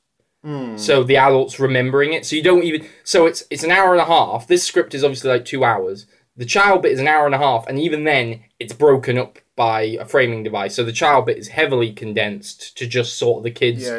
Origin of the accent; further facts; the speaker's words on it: England, United Kingdom; as an English person